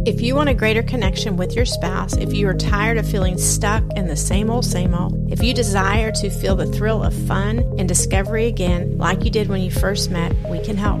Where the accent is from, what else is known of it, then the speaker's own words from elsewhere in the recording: the South, United States; accent: Southern; my Southern accent may be a little bit stronger this episode